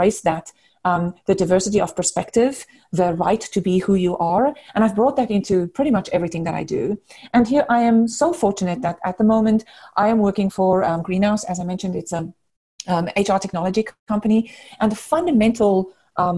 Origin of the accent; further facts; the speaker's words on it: South Africa; moved away as an adult; now in United States; I grew up in South Africa. I spent most of my kind of childhood and adult years in South Africa, grew up there. I came to the US about 20 years ago, so this is definitely home